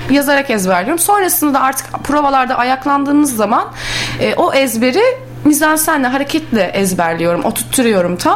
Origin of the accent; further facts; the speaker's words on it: Bursa, Turkey; Ben Bursalıyım. Doğma Hı-hı. büyüme.